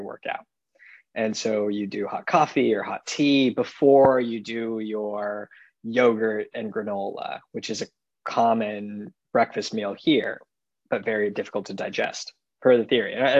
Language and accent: English; San Francisco, California, United States; moved away as an adult; also born or lived in Los Angeles / East Coast; now in Chicago, United States; And so I grew up in California, grew up in San Francisco, went to school in LA, and then went out to the East Coast for medical school. And then now I'm in Chicago.